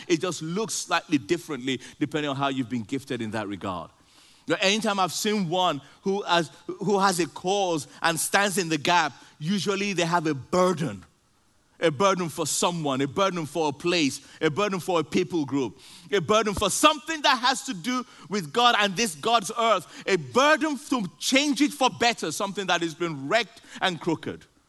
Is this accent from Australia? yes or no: no; Nigeria; moved away; I grew up, I grew up in Nigeria